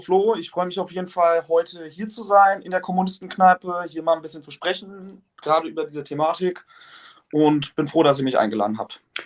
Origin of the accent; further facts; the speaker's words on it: Germany; hier bei uns in Deutschland